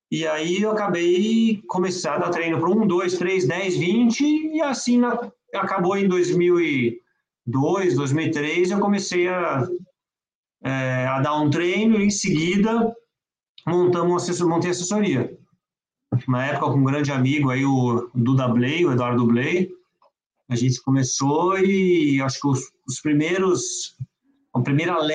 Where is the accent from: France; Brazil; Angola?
France; born there; minha família toda de parte de mãe é francesa, eu mesmo nasci, eu nasci na França, eu viajava muito para França